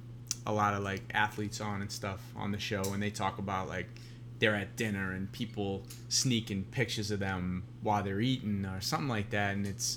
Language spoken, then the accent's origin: English; Boston, Massachusetts, United States; now in Miami, United States; I grew up in Boston.